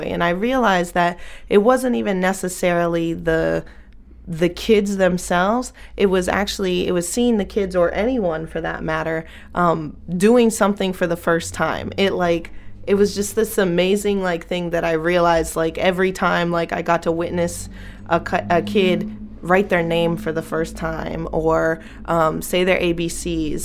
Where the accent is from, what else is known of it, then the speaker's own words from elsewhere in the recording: Bangor, Maine, United States; moved away as an adult; also born or lived in Lewiston, Maine; my experience growing up in Bangor Brewer area